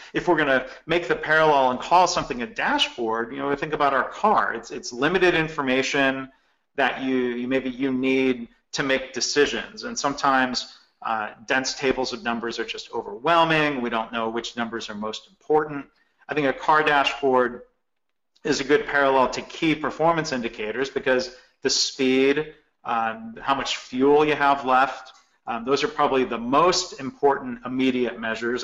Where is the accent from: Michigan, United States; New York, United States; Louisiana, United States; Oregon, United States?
Michigan, United States; I grew up actually bowling in Michigan